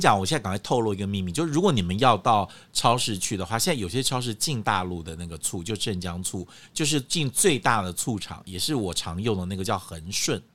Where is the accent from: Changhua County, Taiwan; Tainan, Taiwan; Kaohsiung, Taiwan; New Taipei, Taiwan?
Kaohsiung, Taiwan; now in Taipei, Taiwan; 我们在高雄